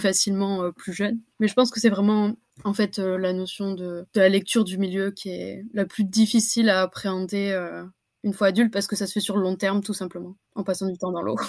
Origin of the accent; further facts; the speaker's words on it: Anglet, Nouvelle-Aquitaine, France; Je suis originaire du Pays Basque, d'anglet